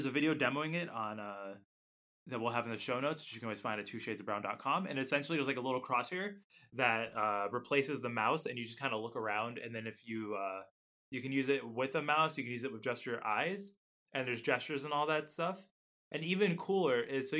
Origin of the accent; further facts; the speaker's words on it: United States; I'm an American. It is Z. I speak the right English.